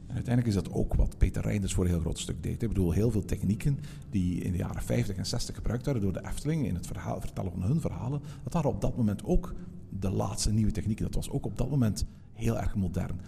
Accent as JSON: {"language": "Dutch", "region": "Flanders", "country": "Belgium", "said": "bij ons in Vlaanderen"}